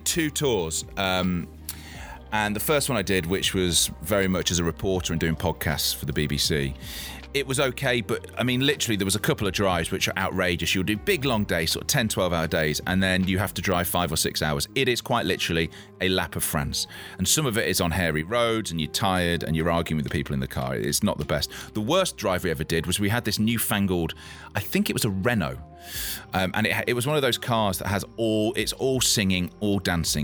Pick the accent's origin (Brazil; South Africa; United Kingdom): United Kingdom; Leicester, East Midlands; I grew up in Leicester.